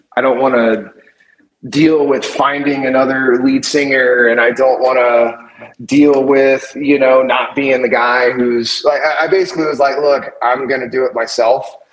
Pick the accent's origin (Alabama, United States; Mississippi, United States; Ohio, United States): Mississippi, United States; Gulfport; moved away as an adult; also born or lived in New Orleans, Louisiana; now in Detroit, United States; I grew up around New Orleans. Um, I, am originally from Gulfport, Mississippi